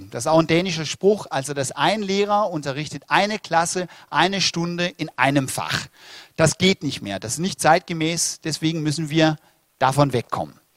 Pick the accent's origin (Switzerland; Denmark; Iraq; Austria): Denmark; German is a second language; now in Germany; Ich bin gebürtiger Däne. Das heißt, auch wenn ich ein bisschen komisch Deutsch rede, dann hat es damit zu tun.